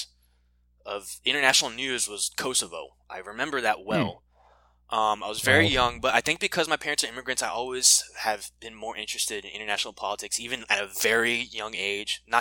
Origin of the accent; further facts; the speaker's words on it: Austin, Texas, United States; also born or lived in Panama; originally my family's from Panama, and I was born here in Austin